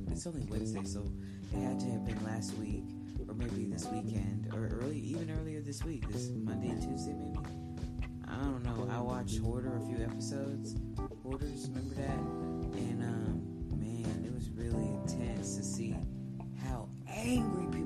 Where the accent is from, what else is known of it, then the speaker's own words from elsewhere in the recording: Round Rock, Texas, United States; I grew up in Round Rock, Texas